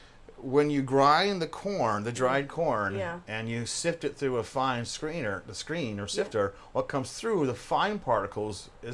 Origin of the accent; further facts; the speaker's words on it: South Carolina, United States; also born or lived in Rochester, New York; now in New York, United States; I was not born down south, but I was raised down there